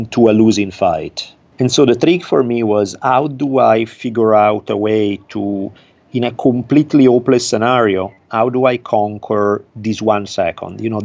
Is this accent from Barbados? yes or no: no; Italy; accent: Italian; English is a second language; moved away as an adult; now in Los Angeles, United States; I grew up in Italy. I lived there until I was 18 years old. I moved to Los Angeles, California at that time.